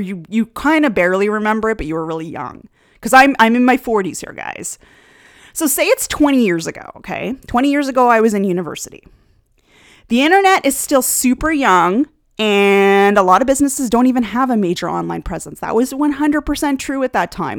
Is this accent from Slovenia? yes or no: no; Canada; one of the things of living in Canada is that you do learn the second language here, French.